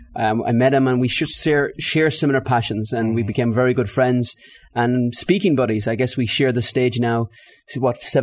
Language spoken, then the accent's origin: English; Ireland; I'm Irish